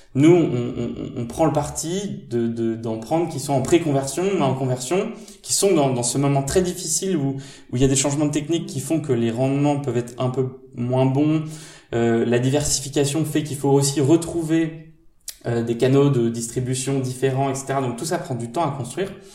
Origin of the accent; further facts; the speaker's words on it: Normandy, France; moved away as an adult; also born or lived in Châtenay-Malabry; je suis de Normandie